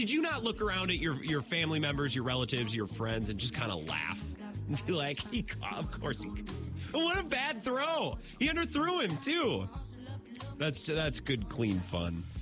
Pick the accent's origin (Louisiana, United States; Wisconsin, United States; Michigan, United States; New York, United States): Wisconsin, United States; Northwest; now in Madison, United States; I drove uh, from my hometown, Northwest Wisconsin, back to Madison yesterday